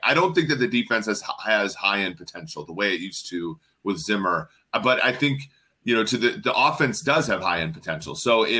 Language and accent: English; Minnesota, United States; moved away; also born or lived in Nebraska; I grew up in Minnesota